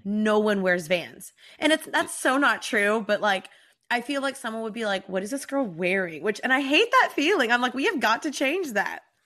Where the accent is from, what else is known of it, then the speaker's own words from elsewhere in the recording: Texas, United States; now in Los Angeles, United States; I'm from Texas and I moved to L